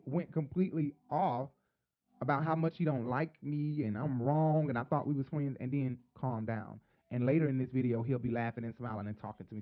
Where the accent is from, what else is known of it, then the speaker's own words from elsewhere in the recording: Atlanta, Georgia, United States; Atlanta, my hometown or my home place